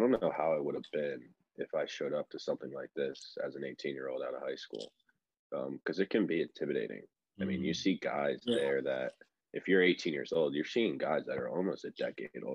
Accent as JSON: {"language": "English", "region": "Northeast", "country": "United States", "tie": "born or raised there", "moved": "as an adult", "said": "I grew up with in the Northeast"}